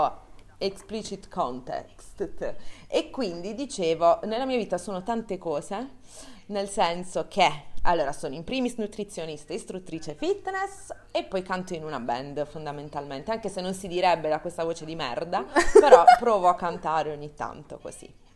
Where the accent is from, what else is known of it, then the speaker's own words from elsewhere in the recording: Bari, Apulia, Italy; now in Milan, Italy; ho trentatré anni, vengo da Bari